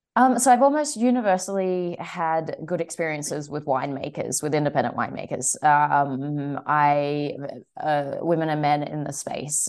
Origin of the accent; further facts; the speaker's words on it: Sydney, New South Wales, Australia; moved away; I'm originally from Sydney